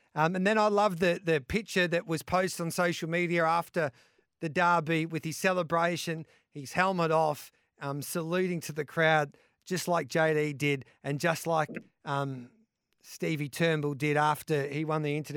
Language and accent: English; Birchip, Victoria, Australia; my hometown, Birchip